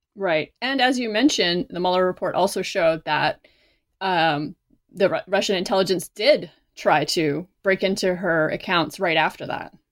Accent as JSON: {"language": "English", "country": "Canada", "moved": "as an adult", "lives_now": "United States", "said": "I am not American. I am Canadian. So when I first moved to the United States"}